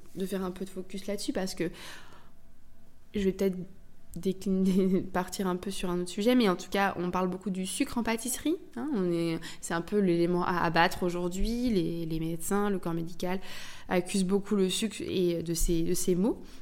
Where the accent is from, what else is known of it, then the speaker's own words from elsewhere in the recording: Brittany, France; je suis bretonne. Donc j'ai aussi grandi avec ce ces, crêpes